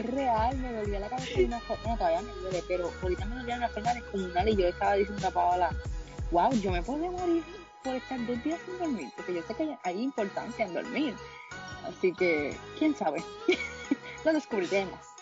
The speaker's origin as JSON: {"language": "Spanish", "country": "Puerto Rico", "said": "como buen puertorriqueño"}